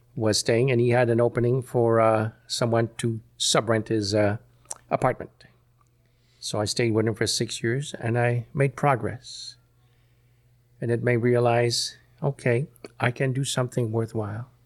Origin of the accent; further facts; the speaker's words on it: Montreal, Quebec, Canada; I was born in Montreal